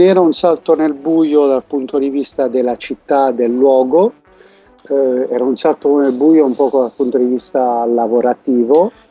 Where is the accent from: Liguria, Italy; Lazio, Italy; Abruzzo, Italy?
Abruzzo, Italy; Casoli; moved away as an adult; also born or lived in Bologna; now in Valencia, Spain; sono abruzzese, della zona della provincia di Chieti, di Casoli, non del Teramano